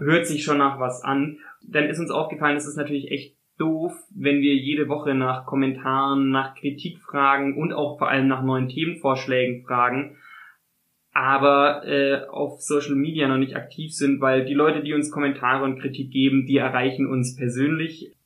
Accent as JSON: {"language": "German", "town": "Konstanz", "region": "Baden-Württemberg", "country": "Germany", "said": "ich, so wie ich Konstanz ausspreche, aus der Gegend von Konstanz komme"}